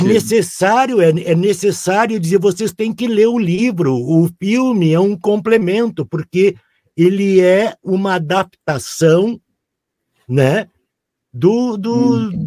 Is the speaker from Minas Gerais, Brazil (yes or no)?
no; Porto Alegre, Rio Grande do Sul, Brazil; um guri lá do Rio Grande do Sul, morando em Porto Alegre